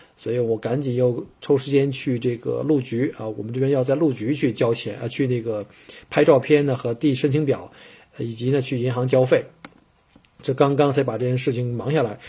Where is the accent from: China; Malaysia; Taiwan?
China; moved away as an adult; now in Australia; 国内应试教育呢，我也是从这个应试教育走出来的